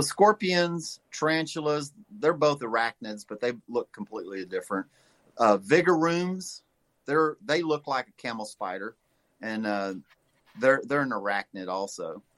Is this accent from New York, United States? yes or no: no; Louisiana, United States; now in St. Louis, United States; I was raised in the swamps of Louisiana